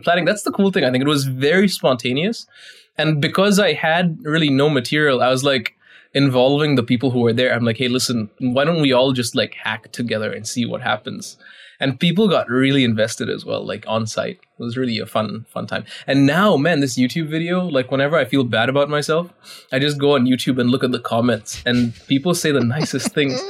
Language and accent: English; India; I'm Indian